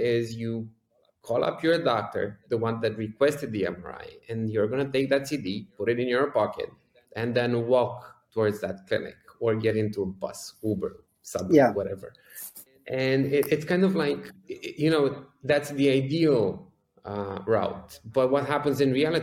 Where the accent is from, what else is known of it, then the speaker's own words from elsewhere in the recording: Bucharest, Romania; I grew up right here in Bucharest, Romania